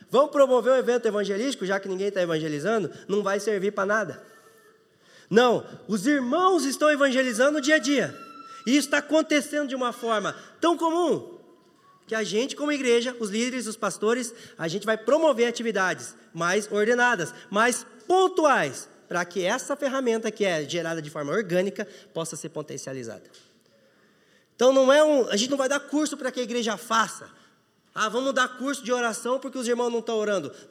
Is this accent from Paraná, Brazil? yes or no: yes; Ponta Grossa, Paraná, Brazil; born there; eu nasci em Ponta Grossa, a maior cidade que eu conhecia até agora foi Curitiba.